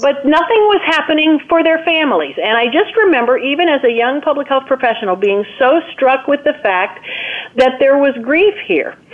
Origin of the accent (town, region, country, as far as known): United States